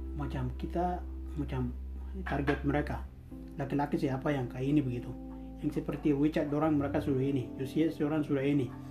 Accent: Papua, Indonesia; kita semua satu Papua

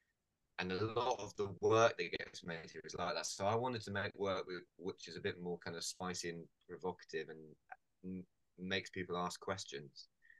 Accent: Falmouth, South West England, United Kingdom; I grew up in Falmouth, which is a kind of harbour town in Cornwall.

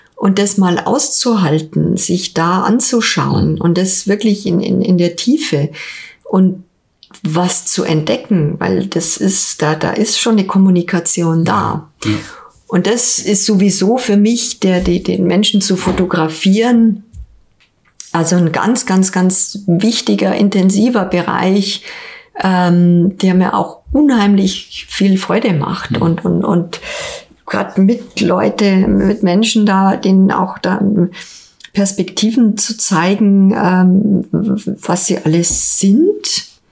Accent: Ingolstadt, Bavaria, Germany; also born or lived in Hamburg; also erstmal bin ich in Ingolstadt geboren, Jahrgang 71, ähm, im alten Stadtkrankenhaus. Und ich habe äh, die meiste Zeit meines Lebens in Ingolstadt verbracht

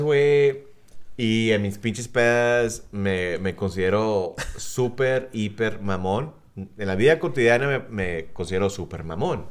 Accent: South Texas, United States; Cindy y yo que somos del sur de Texas

